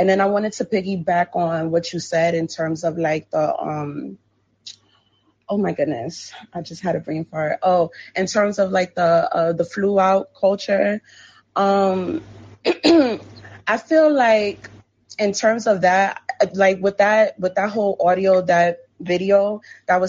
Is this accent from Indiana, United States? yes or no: no; New York, United States; I'm from New York